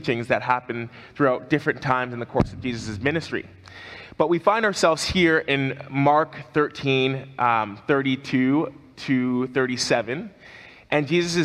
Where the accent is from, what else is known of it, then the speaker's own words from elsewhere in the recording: Canada; as a Canadian